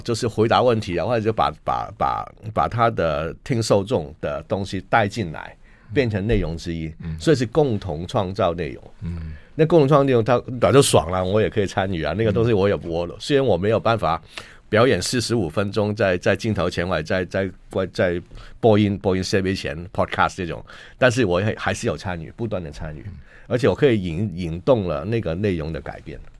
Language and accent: Chinese; Hong Kong; moved away as an adult; now in Taiwan; 我们香港人